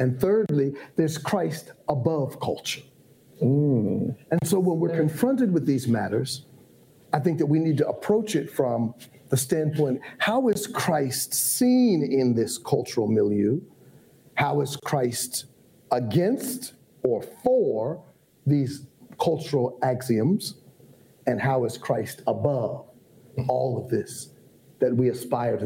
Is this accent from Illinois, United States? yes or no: no; Ohio, United States; moved away as an adult; now in Atlanta, United States; I was raised in Ohio. How I ended up in Atlanta was Morehouse College